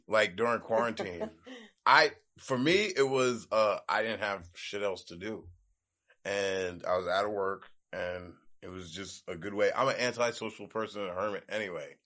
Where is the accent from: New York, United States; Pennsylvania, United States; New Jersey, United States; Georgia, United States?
New York, United States; New York City; moved away; I'm from New York, so I grew up playing hockey